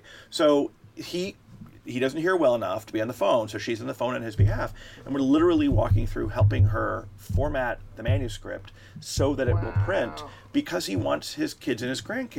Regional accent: Florida, United States; South Florida, Miami.

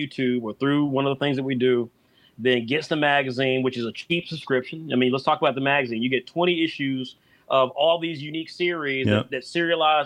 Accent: United States; I'm an American. I think like an American. I'm proud to be an American

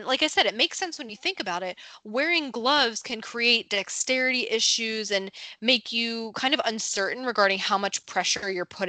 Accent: New Jersey, United States; my home state of New Jersey

